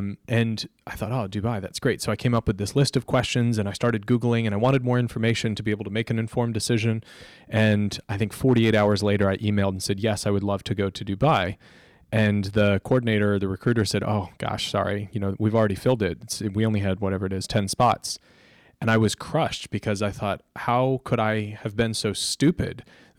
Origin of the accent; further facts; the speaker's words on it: Florida, United States; I loved growing up in Florida, you just go to the beach and play a game of pickup beach volleyball.